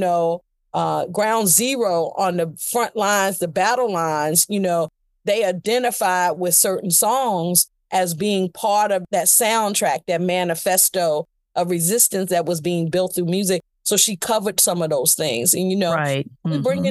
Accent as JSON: {"language": "English", "town": "Danville", "region": "Virginia", "country": "United States", "tie": "born or raised there", "moved": "yes", "said": "I was born in Danville, Virginia."}